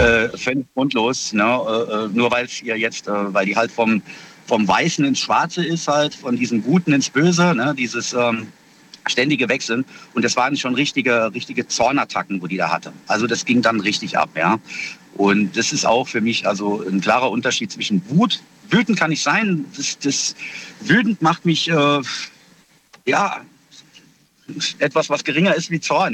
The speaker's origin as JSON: {"language": "German", "town": "Kaiserslautern", "region": "Rhineland-Palatinate", "country": "Germany", "said": "aus Kaiserslautern"}